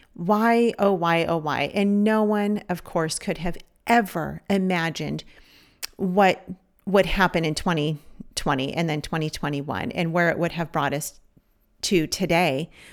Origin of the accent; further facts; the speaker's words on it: Los Angeles County, California, United States; moved away; also born or lived in Savannah; we're from California. We're from Los Angeles County